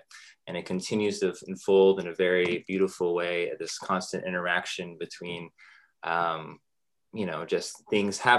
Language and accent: English; Dallas, Texas, United States; also born or lived in Los Angeles, California; we grew up in Los Angeles, you know, just for the first 8 years or so of my life. And I mostly grew up in Dallas. That's where I am currently